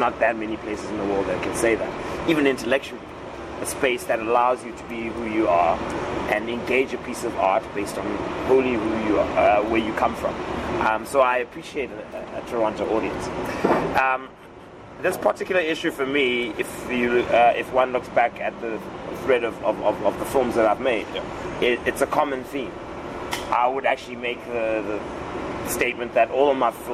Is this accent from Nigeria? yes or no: no; Cape Town, Western Cape, South Africa; I'm from Dove in Cape Town.